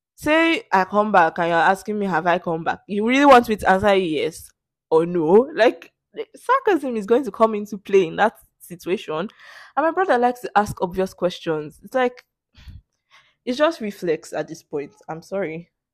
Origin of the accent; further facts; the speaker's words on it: Nigeria; English as my native language, 'cause that's the lingua franca in this country